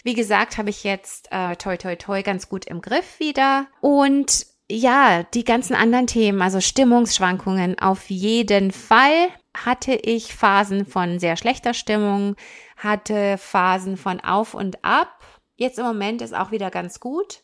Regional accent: Germany; moved away as an adult; also born or lived in United States; now in Canada; ich bin in Deutschland geboren, aufgewachsen, habe da Sportwissenschaften studiert

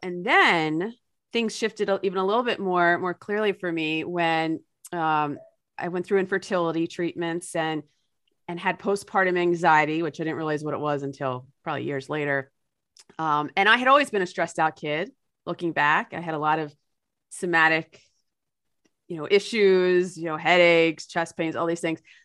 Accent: New Jersey, United States; my home state of New Jersey

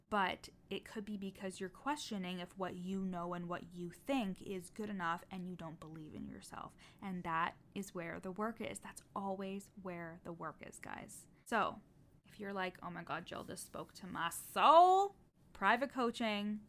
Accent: Canada; I'm Canadian.

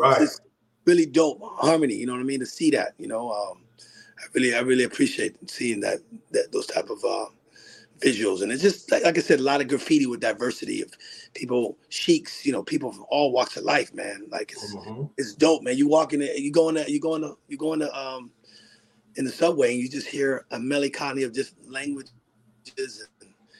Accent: Miami, Florida, United States; We grew up in Miami together

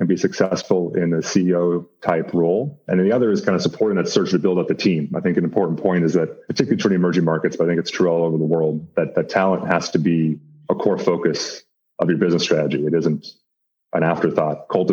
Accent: United States; moved away as an adult; also born or lived in West Africa / Middle East / India / Nairobi; I grew up in the States, went to school on the East Coast

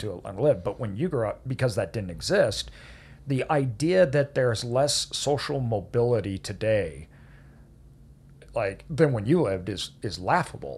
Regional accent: Idaho, United States; me growing up in Idaho

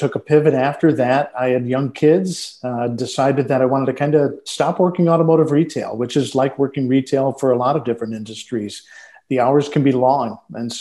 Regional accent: Detroit, Michigan, United States; born and raised in Detroit, Michigan

